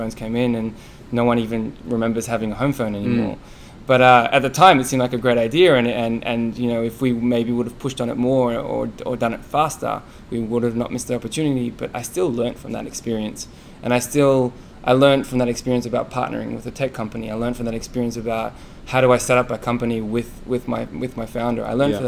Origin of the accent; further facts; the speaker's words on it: Australia; now in United States; I come from Australia, and internet banking is easy.